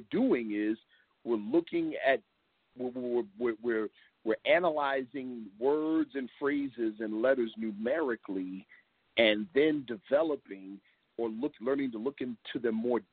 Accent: Long Beach, Los Angeles, California, United States; also born or lived in New York; I was born out west. I was born in Long Beach, California, and then came to live with my father at age 4 in New York. And then 3 years later, was back in L.A. with my mother

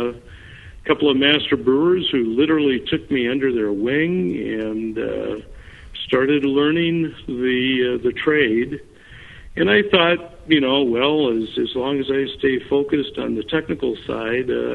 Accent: Red River Valley, eastern North Dakota, United States; moved away as an adult; now in Minnesota, United States; I grew up in North Dakota. I'm not a native Minnesotan. I grew up in the Red River Valley area, which is eastern North Dakota

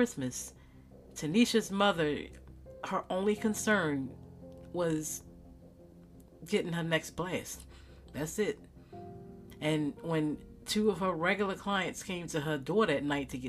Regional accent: Baltimore, Maryland, United States; also born or lived in Owings Mills, Maryland / Reisterstown, Maryland; growing up in West Baltimore City, especially in the 90s

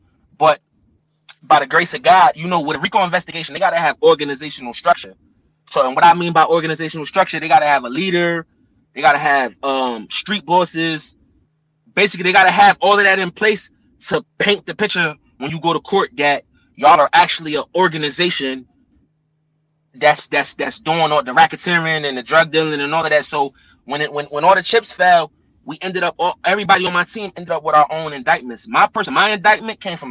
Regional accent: New Jersey, United States; I'm from Jersey

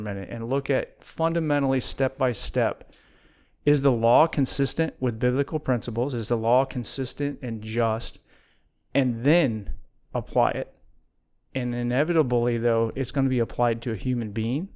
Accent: Midwest, United States; I was born and raised in the Midwest

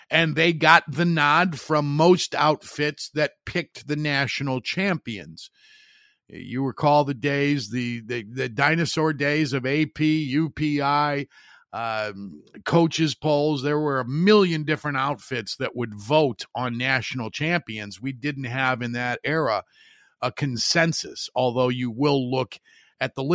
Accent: Hammond, Indiana, United States; my hometown station WJOB in Hammond

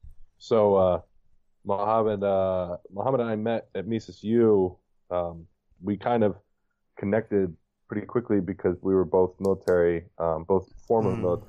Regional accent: New York City, New York, United States; now in Wisconsin, United States; I'm from New York City.

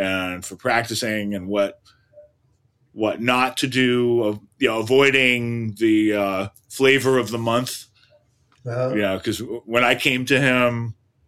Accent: Berkeley, California, United States; moved away; also born or lived in New York; Berkeley, California. Uh-huh. So I was uh-huh. born and raised East Bay

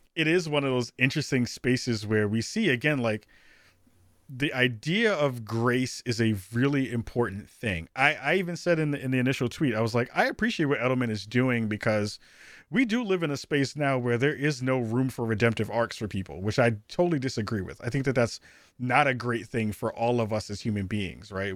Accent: New York City, New York, United States; I'm a regular dude from the, from the Bronx

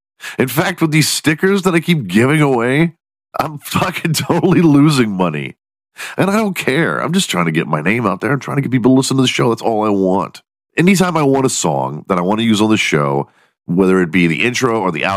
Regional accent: Houston, Texas, United States; also born or lived in Dallas, Texas; I grew up in Houston, Texas.

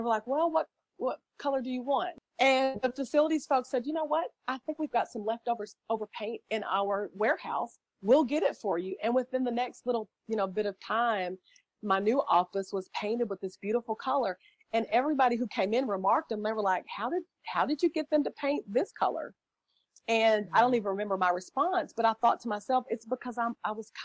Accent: the South, United States; I'm from the South, so our children say yes, ma'am, and no, ma'am

